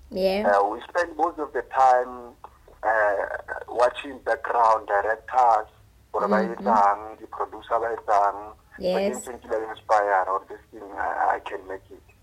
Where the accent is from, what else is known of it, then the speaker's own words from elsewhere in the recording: South Africa; this one is a young a guy from smaller place called Haramutla I grew up in, in, I grew up there